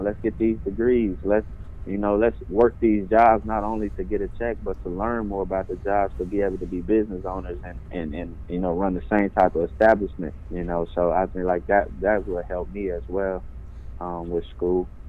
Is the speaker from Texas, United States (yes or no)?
no; Little Rock, Arkansas, United States; I'm from Little Rock, Arkansas